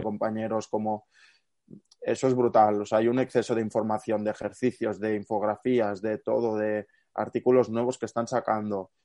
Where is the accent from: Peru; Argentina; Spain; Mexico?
Spain; Barcelona, Catalonia; yo no, vivo en Girona, es decir, yo soy de Barcelona